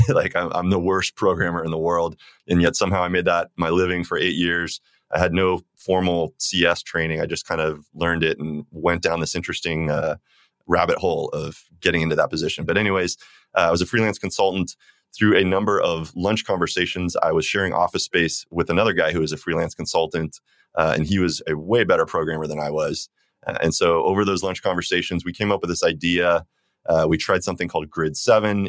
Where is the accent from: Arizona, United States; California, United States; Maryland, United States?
Arizona, United States; Phoenix; I grew up in Phoenix, Arizona